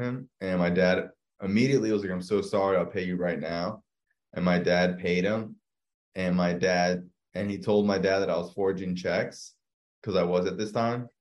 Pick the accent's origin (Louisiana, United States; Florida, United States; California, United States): Florida, United States; South; born and raised in South Florida